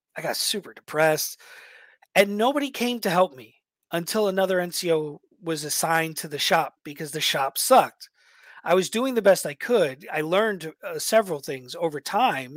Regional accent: New York, United States; moved away; I was a shithead from New York

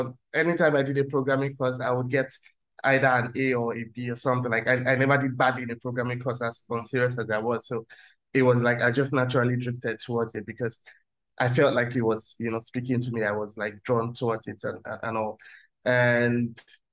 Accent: Nigeria; moved away as an adult; now in Germany; I'm Nigerian

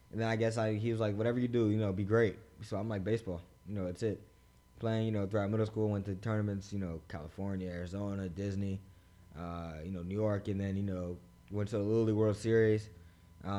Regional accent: Bahamas; I'm from the Bahamas

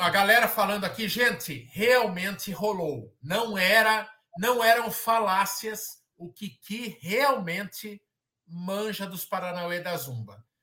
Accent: São Paulo, Brazil; é, não é algo que eu penso por enquanto, assim, levar para outro estado, é, até porque todos nós somos de São Paulo, né?

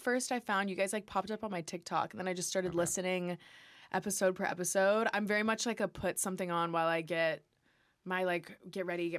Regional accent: St. Louis, Missouri, United States; moved away as an adult; now in Los Angeles, United States; I'm from St. Louis, Missouri.

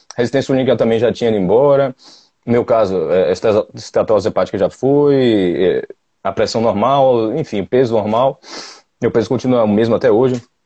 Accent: Salvador, Bahia, Brazil; Eu sou de Salvador, sou analista de sistemas

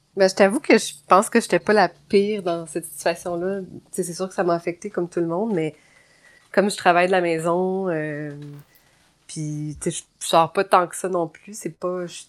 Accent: Gatineau, Quebec, Canada; moved away; c'est à Gatineau. Mhm je, retourne dans ma ville natale

